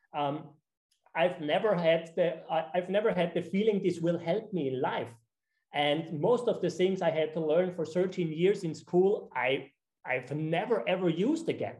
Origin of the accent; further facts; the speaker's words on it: Austria; now in Sardinia, Italy; I'm originally from Austria